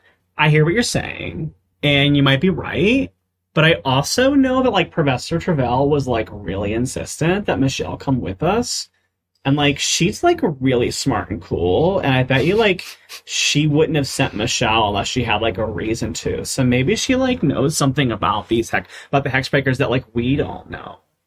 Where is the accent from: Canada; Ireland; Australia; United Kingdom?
United Kingdom; I wouldn't say y'all, because I'm British.